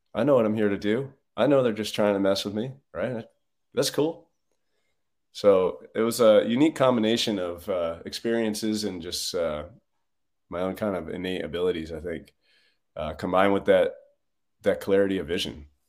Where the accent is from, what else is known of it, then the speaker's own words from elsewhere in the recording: Northeast, United States; I grew up in a, a blue collar family on, in the Northeast